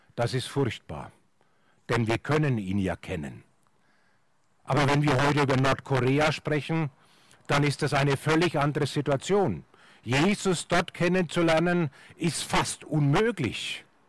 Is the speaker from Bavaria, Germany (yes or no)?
yes; Franconia, Bavaria, Germany; in Franken, wo ich herkomme